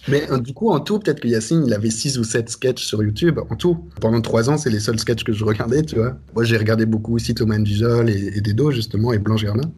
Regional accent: Brussels, Brussels-Capital Region, Belgium; also born or lived in Reims, France / Netherlands; je suis arrivé en Belgique, j'avais deux, deux ou trois ans, quelque chose comme ça. Et voilà, donc je suis français de fait, mais belge de cœur, très certainement

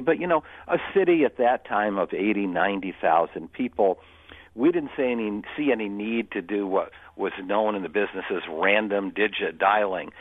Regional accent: Utica, New York, United States; my hometown, uh, Utica. Uh, oh. New York

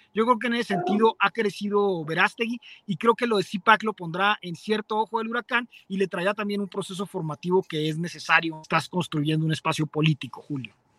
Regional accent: Mexico; somos católicos

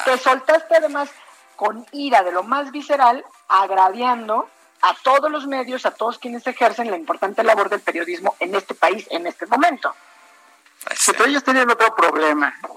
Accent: Mexico; como mexicanos

